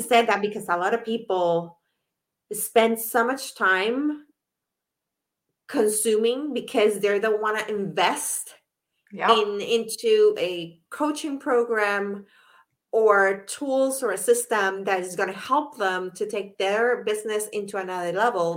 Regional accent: Puerto Rico; moved away; I'm from Puerto Rico originally

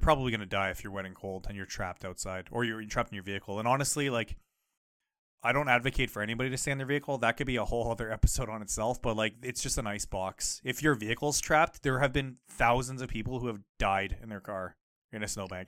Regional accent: Canada; growing up in Canada

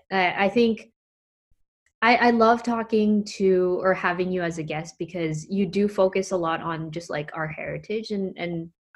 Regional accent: Philippines; And then get shot at because I'm Filipino.

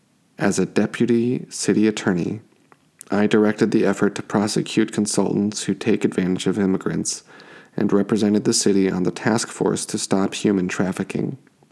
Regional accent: Cypress Park, California, United States; I am a resident of Echo Park, born and raised in Cypress Park. The proud son of Mexican immigrants, I have lived in this community for most of my life.

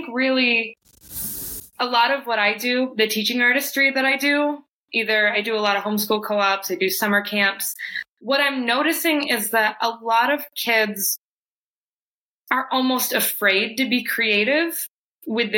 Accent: Watertown, New York, United States; now in Rochester, United States; I grew up in Watertown, New York

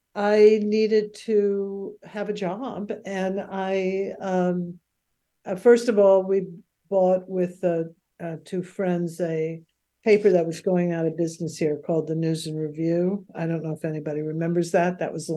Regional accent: New York City, New York, United States; moved away as an adult; now in Santa Barbara, United States; I'm from Queens

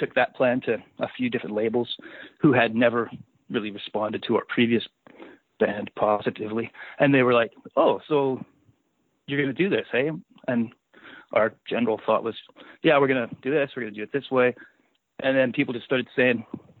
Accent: Saskatchewan, Canada; moved away as an adult; also born or lived in Calgary; growing up in Saskatchewan

